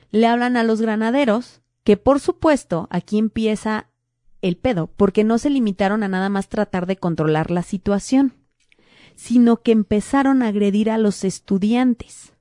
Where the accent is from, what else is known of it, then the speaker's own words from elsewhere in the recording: State of Mexico, Mexico; moved away; yo que crecí en el Estado de México